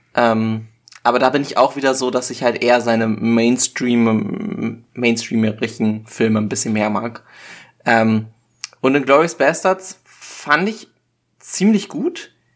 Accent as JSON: {"language": "German", "country": "Germany", "said": "als Deutscher"}